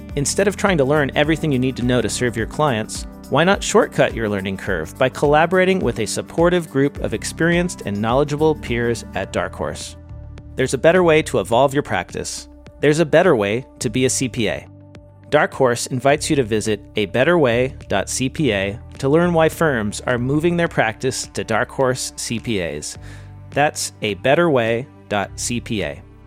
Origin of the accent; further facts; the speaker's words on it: California, United States; I'm from California